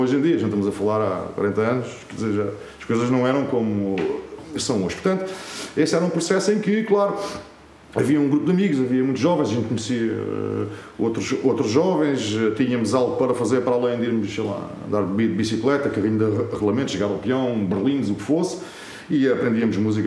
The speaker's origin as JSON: {"language": "Portuguese", "town": "Azambuja", "region": "Lisbon", "country": "Portugal", "tie": "born or raised there", "said": "na minha terra, portanto, eu sou de Zambuja"}